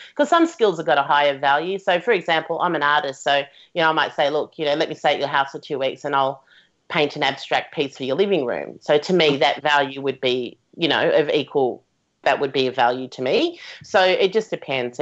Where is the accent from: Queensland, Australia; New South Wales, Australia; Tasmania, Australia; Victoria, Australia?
Victoria, Australia; Melbourne; So I'm from Melbourne